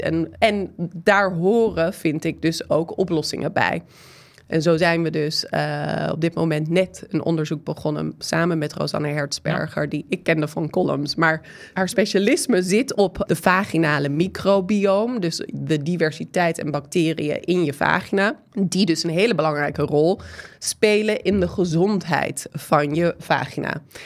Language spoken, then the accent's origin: Dutch; United States; Dutch is a second language; now in Netherlands; Ik ben Amerikaanse, dat horen jullie misschien een beetje aan mijn stem en soms mijn de en het gebruik